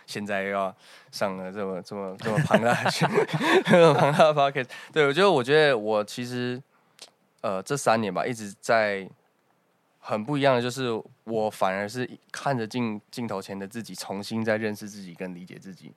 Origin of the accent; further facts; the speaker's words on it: Taichung, Taiwan; 我台中北屯。